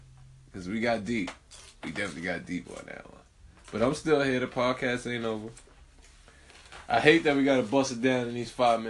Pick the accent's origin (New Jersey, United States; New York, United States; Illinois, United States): New York, United States; Brooklyn; I'm from Brooklyn. I'm from these New York projects.